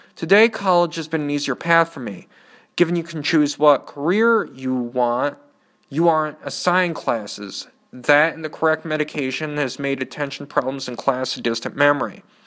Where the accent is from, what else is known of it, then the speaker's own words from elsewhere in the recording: Canton, Michigan, United States; also born or lived in Nashville, Tennessee / Ann Arbor, Michigan; After a year, Dad picked up our stuff and settled in a suburb of Ann Arbor called Canton. I have lived there most of my life